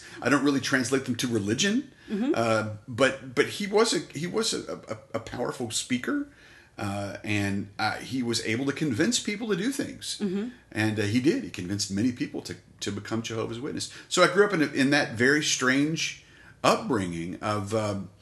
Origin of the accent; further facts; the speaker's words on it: Colorado City, Texas, United States; now in Abilene, United States; Born at Root Memorial Hospital, former hospital there in Colorado City in 72, and raised there until I came to college.